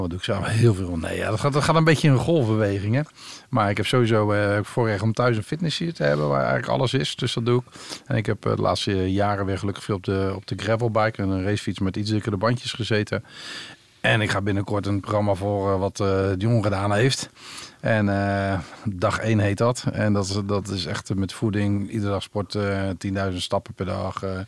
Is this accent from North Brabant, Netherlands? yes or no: no; Rotterdam, South Holland, Netherlands; ik ben op Rotterdam-Zuid geboren.